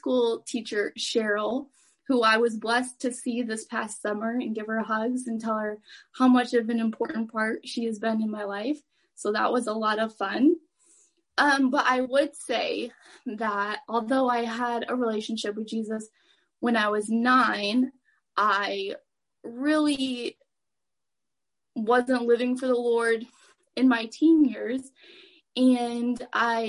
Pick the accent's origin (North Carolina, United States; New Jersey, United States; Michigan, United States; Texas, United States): Michigan, United States; Kent City; I lived in this little town called Kent City